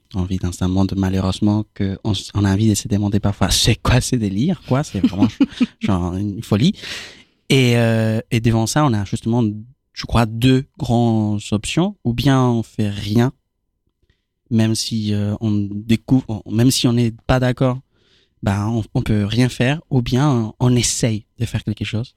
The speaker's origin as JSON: {"language": "French", "country": "Argentina", "second_language": "French", "moved": "as an adult", "lives_now": "France", "said": "moi, je viens d'Argentine"}